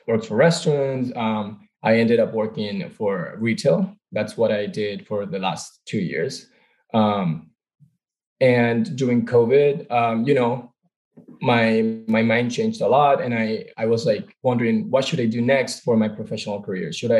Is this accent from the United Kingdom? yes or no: no; Venezuela; moved away as an adult; now in United States; I'm originally from Venezuela, born and raised.